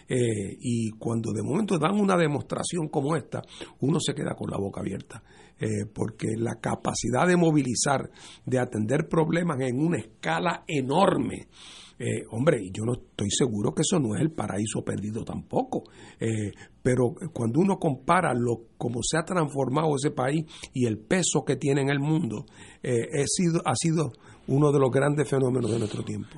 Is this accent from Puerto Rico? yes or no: yes; Puerto Rico; nosotros como puertorriqueños